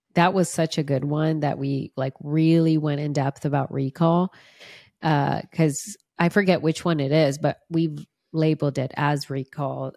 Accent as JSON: {"language": "English", "country": "Brazil", "second_language": "English", "moved": "yes", "said": "I'm from Brazil. And I'm glad I'm throwing that out there because I do speak Portuguese"}